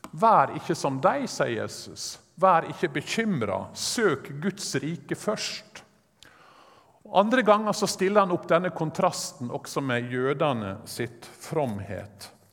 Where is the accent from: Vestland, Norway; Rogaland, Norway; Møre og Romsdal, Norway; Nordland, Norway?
Møre og Romsdal, Norway; Sunnmøre; jeg er sunnmøring